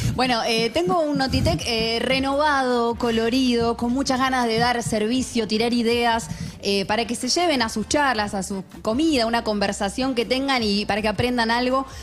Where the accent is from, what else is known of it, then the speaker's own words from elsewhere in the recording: Argentina; somos argentinos